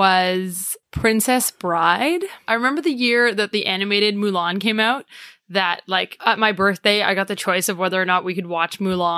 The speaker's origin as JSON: {"language": "English", "town": "Toronto", "region": "Ontario", "country": "Canada", "said": "I'm from Toronto. Three of the four of us from Toronto."}